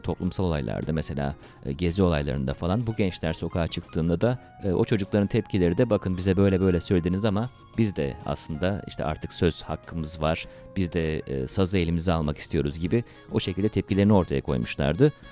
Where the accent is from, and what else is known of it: Turkey; now in China